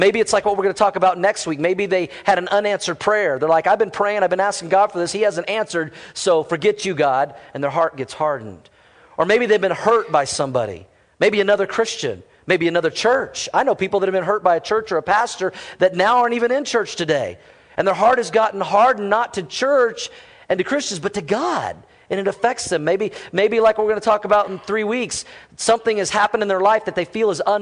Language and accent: English; Fort Worth, Texas, United States; moved away; I was born in Fort Worth, Texas